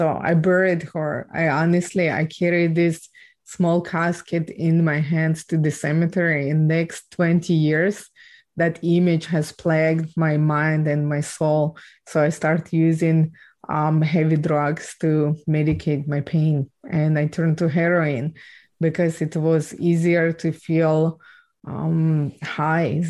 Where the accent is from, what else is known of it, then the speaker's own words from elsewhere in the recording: Ukraine; I was born and raised in Ukraine